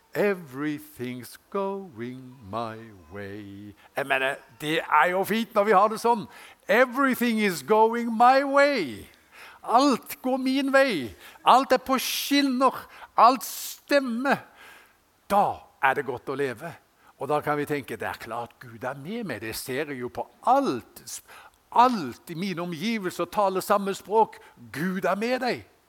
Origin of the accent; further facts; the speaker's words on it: Haugesund, Rogaland, Norway; moved away; jeg gikk på Gard skole hjemme i Haugesund